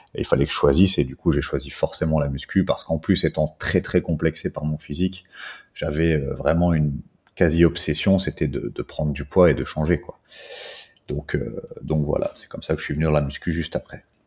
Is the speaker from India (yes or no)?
no; Belgium; moved away as an adult; now in Réunion, France; je suis né en Belgique, euh, j'habite depuis 13 ans maintenant sur l'île de la Réunion